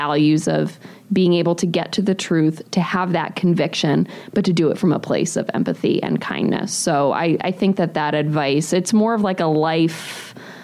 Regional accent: New England, United States; moved away as an adult; also born or lived in Pennsylvania / Ohio; now in Milwaukee, United States; I grew up originally in New England

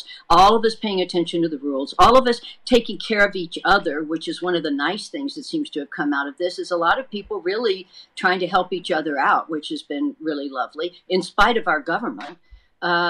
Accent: Texas, United States; now in California, United States; my home state of Texas

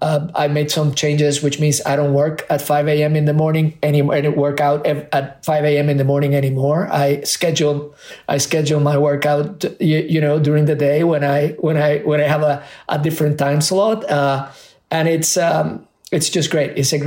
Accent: Puerto Rico; also born or lived in Spain; whether it was in Spain where I grew up or in Puerto Rico. And then both Burger King, which was stronger in Puerto Rico where I was growing up than McDonald's.

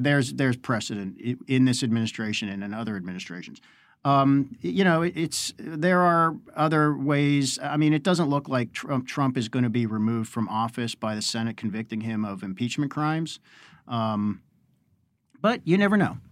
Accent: Pittsburgh, Pennsylvania, United States; I'm from Pittsburgh

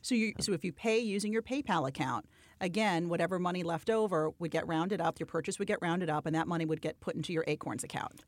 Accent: New York City, New York, United States; I, too, am born and bred in New York.

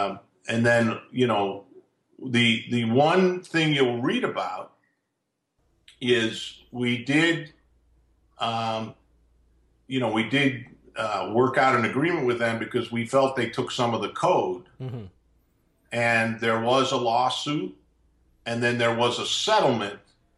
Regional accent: Long Island, New York, United States; I grew up in Long Island. So I'm not always the, you know, the nicest guy.

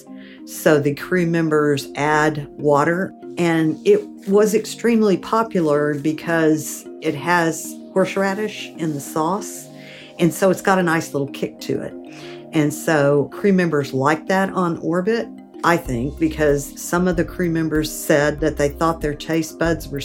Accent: Gulf Coast, United States; growing up on the Gulf Coast

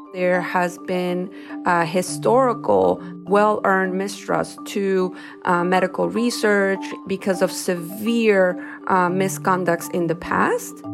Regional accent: Ecuador; now in United States; I am a Latina, I am from Ecuador, that not only that, but I was not born here in the United States.

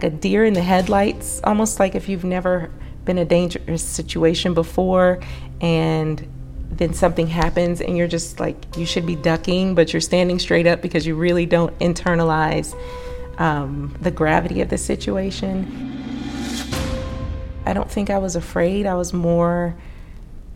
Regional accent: Maryland, United States; moved away as an adult; also born or lived in North Carolina; now in Oklahoma, United States; I grew up in Maryland up through graduating college

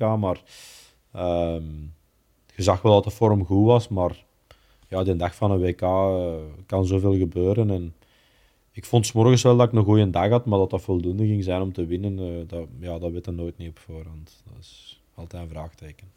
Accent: Belgium; we als Belgen

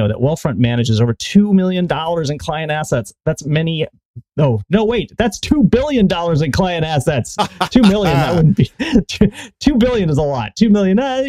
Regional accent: Connecticut, United States; I grew up in Connecticut

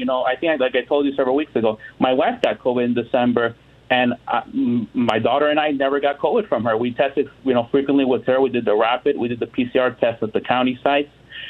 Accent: Miami, Florida, United States; I'm from Miami

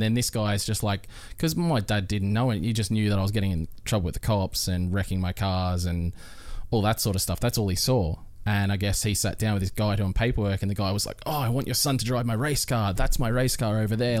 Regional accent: Melbourne, Victoria, Australia; moved away as an adult; also born or lived in Queensland; now in Gold Coast, Australia; I'm originally from Melbourne

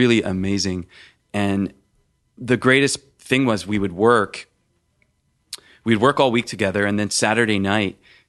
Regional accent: Philadelphia, Pennsylvania, United States; Because my family, we're from Philadelphia, and we had a butcher shop, and we all worked there

